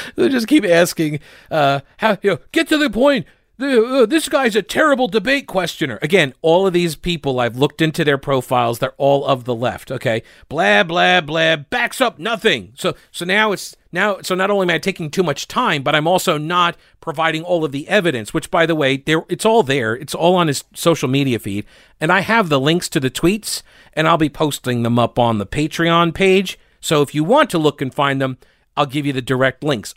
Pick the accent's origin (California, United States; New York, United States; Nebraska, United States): New York, United States; now in North Carolina, United States; I was born in New York, nineteen seventy-three. I grew up up there